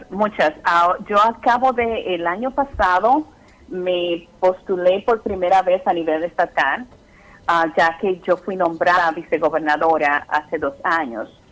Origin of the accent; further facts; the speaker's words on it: Dominican Republic; also born or lived in New York, United States; now in Providence, United States; soy inmigrante de la República Dominicana. vine acá a los Estados Unidos en el 94